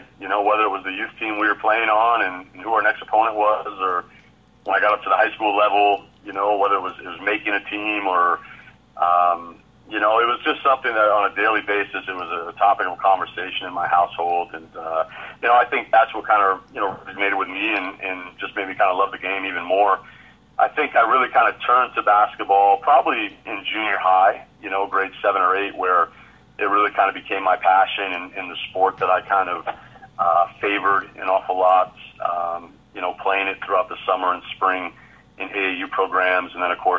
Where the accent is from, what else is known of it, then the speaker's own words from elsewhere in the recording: Barre, Vermont, United States; moved away as an adult; also born or lived in Plattsburgh, New York; now in Moncton, Canada; I was born in upstate New York, Plattsburgh, New York, to be exact. But I was raised in Barrie, Vermont, which is located in central Vermont. That's where I pretty much spent all my youth years growing up there.